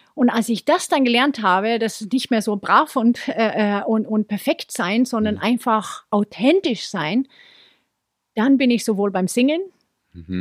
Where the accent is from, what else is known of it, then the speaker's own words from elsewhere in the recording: Sweden; now in Munich, Germany; in Schweden, wo ich herkomme